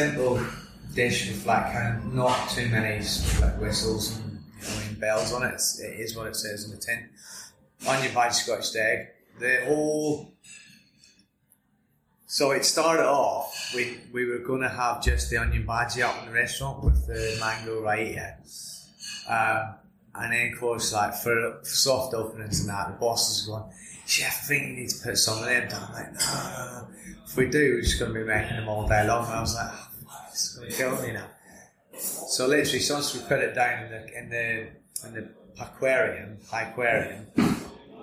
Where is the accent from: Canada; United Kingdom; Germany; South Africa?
United Kingdom; Larne, Northern Ireland; moved away as an adult; now in England; Originally from Northern Ireland, a little town called Larne, which just north of Belfast